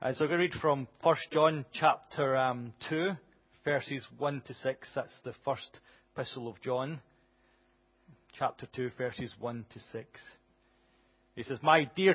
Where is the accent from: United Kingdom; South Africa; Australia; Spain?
United Kingdom; Glasgow, Scotland; I grew up in Glasgow